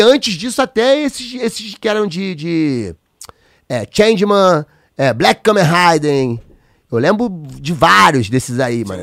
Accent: São Gonçalo, Rio de Janeiro, Brazil; meu bairro, da onde eu nasci

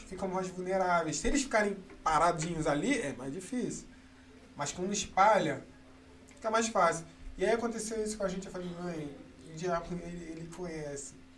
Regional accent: Rio de Janeiro, Brazil; eu cresci assim na Mangueira

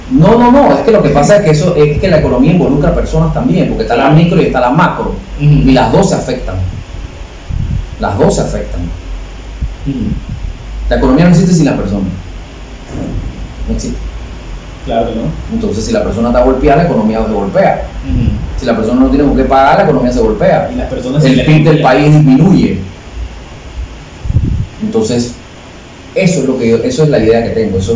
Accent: Panama City, Panama; born or raised there

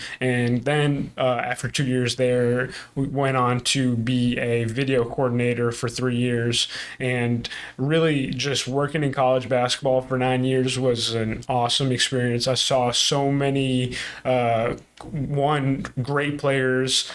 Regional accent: Milton, Massachusetts, United States; moved away as an adult; also born or lived in Missouri / Chicago; we're both from Milton, Massachusetts, and grew up playing basketball

